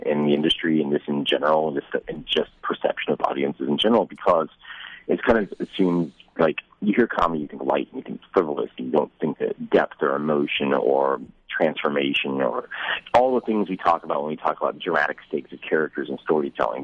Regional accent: Dallas, Texas, United States; I grew up in Dallas Texas

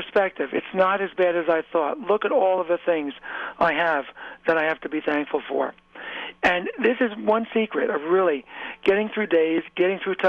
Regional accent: New York, United States; I grew up about an hour and a half north of New York City

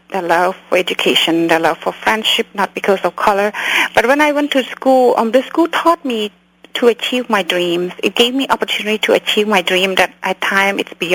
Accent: California, United States; English is a second language; also born or lived in Cambodia; To be honest, I grew up in Orange County. When I came here in Orange County at that time.

